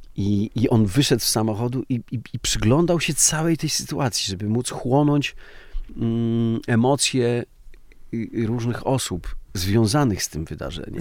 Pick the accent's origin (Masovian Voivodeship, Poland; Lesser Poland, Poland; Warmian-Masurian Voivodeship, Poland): Lesser Poland, Poland; Podhale; Ja jestem z Podhala trochę i ten patriarchat podhalański też ma, ma swoją siłę